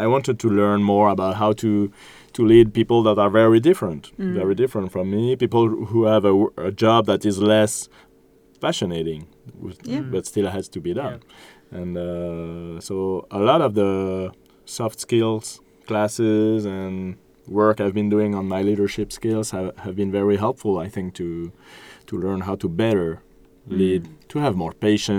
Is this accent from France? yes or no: yes; France; It's part of this cultural exchange that we're having. I'm from France, so wine is part of my culture, and I love it, and I can talk about it and share it.